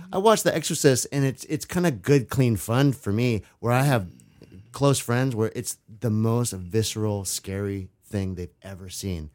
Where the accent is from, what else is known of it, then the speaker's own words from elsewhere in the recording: Vashon, Washington, United States; I grew up on Vashon with houses just like that in the woods